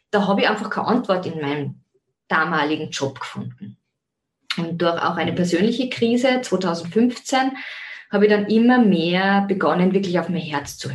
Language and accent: German; Zell am See, Salzburg, Austria; bin ursprünglich aus Zell am See. Wie man auch hören kann, vielleicht am Dialekt immer noch. Also das Wienerische kommt weniger durch, sondern ich bleibe, mein, bleibe meinem Ursprungsheimatort Zell am See treu.